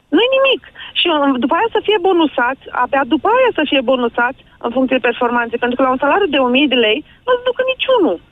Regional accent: Iași, Iași County, Romania; sunt din Iași

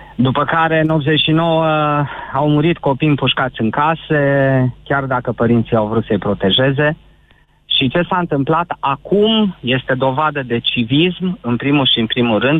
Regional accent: Transylvania, Romania; sunt ardelean neauși

